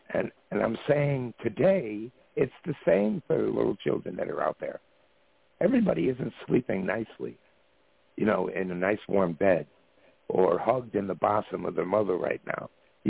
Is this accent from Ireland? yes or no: yes; Ireland; You know, even though I'm an Irishman